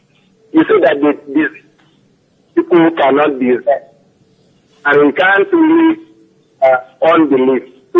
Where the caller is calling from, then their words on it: Oxford, South East England, United Kingdom; from Oxford.